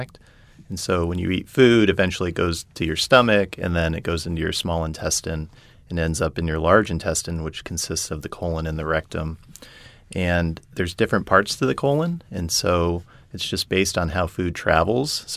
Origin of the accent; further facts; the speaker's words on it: Colorado Springs, Colorado, United States; moved away as an adult; also born or lived in Indiana / Texas / San Diego; now in New Orleans, United States; I grew up in Colorado, Colorado Springs